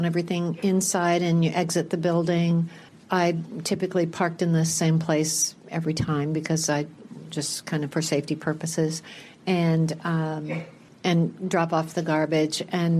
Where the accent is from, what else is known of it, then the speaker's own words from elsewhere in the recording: Cedar Rapids, Iowa, United States; Cedar Rapids, Iowa.